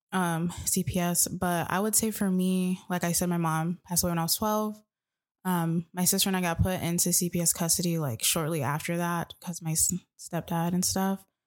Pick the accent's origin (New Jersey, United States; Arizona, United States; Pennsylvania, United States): Arizona, United States; Tucson; growing up in Tucson